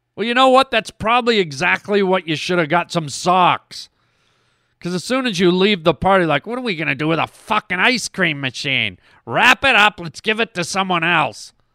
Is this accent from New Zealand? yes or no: no; Canada; now in United States; I'm an American citizen, but I'm also a Canadian citizen, born and raised in Canada